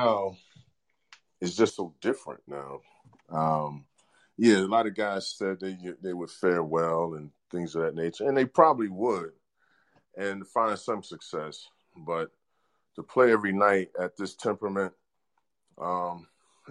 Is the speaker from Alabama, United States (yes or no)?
no; New York, United States; moved away; also born or lived in Seattle; New York, I'm a New Yorker